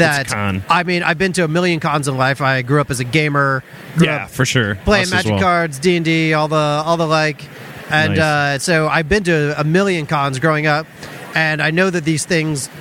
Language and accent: English; Tampa, Florida, United States; moved away as an adult; also born or lived in Orlando, Florida; now in Los Angeles, United States; I'm from Florida originally.